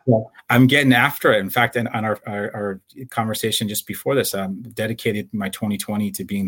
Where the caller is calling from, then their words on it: Campbell, California, United States; I'm in the city of Campbell, which is San Jose, California. I'm in my home